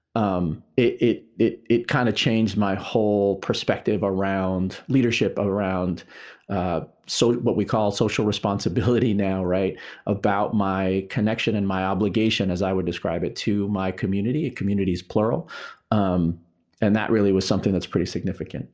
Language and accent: English; New York, United States; I am originally a New Yorker, born and raised in New York